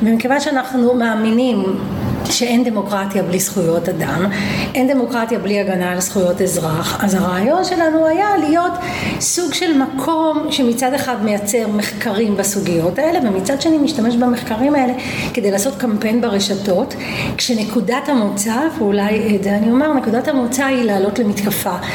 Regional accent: Petah Tikva, Central District, Israel; also born or lived in Vilnius, Lithuania / Givat Shmuel; נולדתי בווילנה, ברית המועצות לשעבר, ההורים שלי באו משם, הגענו למה שנקרא פרדס רובין, היום זה גבעת שמואל, אז היא הייתה מעברת עולים, ושנה אחרי הגענו לפתח תקווה, הגעתי לפתח תקווה בגיל חמש, מאז אני גרה בפתח תקווה

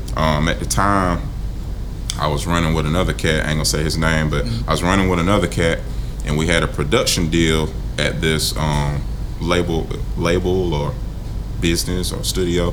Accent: Greenville, South Carolina, United States; I'm born in Greenville.

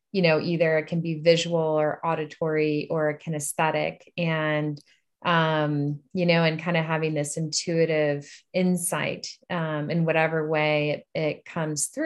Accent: Upper Arlington, Ohio, United States; also born or lived in Washington, D.C. / Maryland / Illinois; now in Boulder, United States; And then, yeah, and then spent high school in Upper Arlington, Ohio.

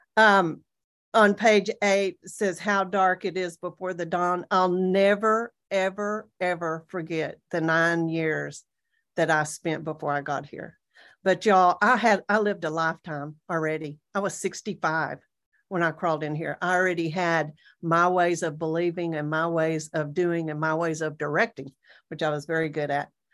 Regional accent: Amarillo, Texas, United States; moved away as an adult; I'm from the Panhandle of Texas

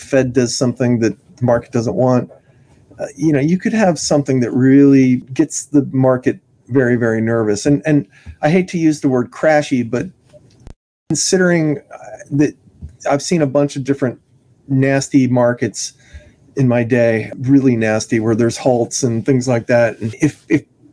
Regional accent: California, United States; I'm from California

